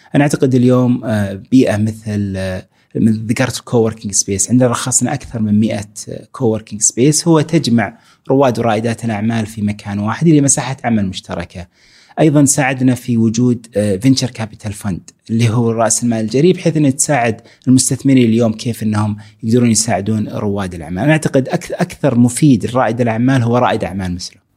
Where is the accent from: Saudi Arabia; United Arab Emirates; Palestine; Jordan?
Saudi Arabia; عندنا في السعودية